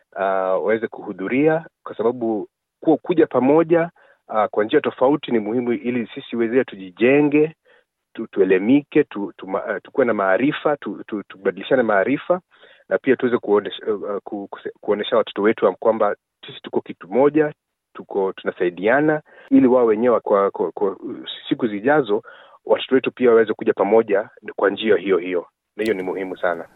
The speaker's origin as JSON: {"language": "Swahili", "country": "Kenya", "moved": "yes", "lives_now": "Victoria, Australia", "said": "sisi ni Wakenya"}